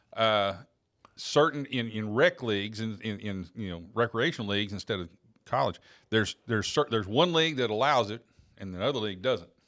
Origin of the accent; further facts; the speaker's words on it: Oklahoma, United States; Growing up in Oklahoma, we were big Oklahoma State and OU fans